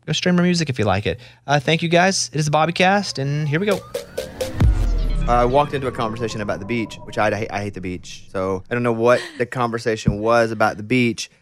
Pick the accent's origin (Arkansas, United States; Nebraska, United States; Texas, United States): Arkansas, United States; moved away; I'm from Arkansas. We're extremely landlocked